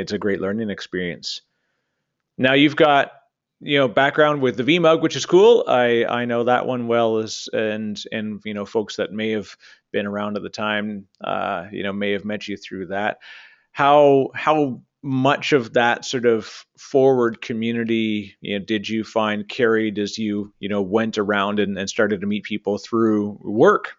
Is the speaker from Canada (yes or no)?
yes; Canada; I'm a Canadian